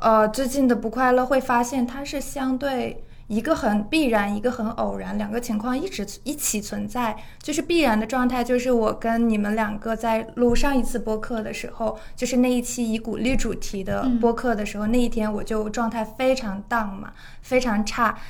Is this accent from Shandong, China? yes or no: yes; Jinan, Shandong, China; moved away; 因为我老家是山东嘛